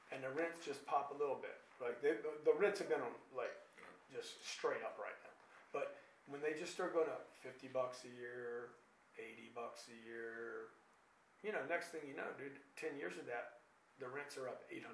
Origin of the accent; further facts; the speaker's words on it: Lake Charles, Louisiana, United States; Where I grew up in Lake Charles, Louisiana, it's not there anymore